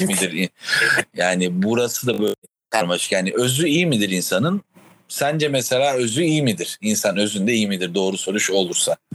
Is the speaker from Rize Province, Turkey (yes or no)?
yes; Rize Province, Turkey; burada büyümenin getirdiği